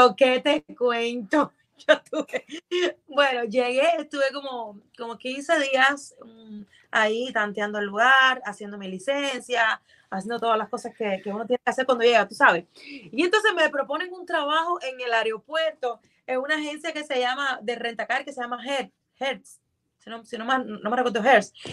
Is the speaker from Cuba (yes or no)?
yes; Cuba; moved away as an adult; also born or lived in Mexico; now in Miami, United States; Yo salí de Cuba en el 2014